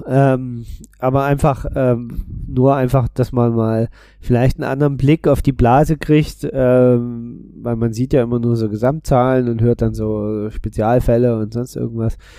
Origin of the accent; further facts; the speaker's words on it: Berlin, Germany; bin als Berliner